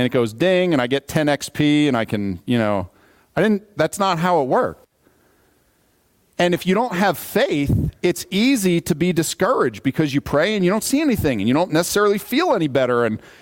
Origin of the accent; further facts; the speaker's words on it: United States; as an American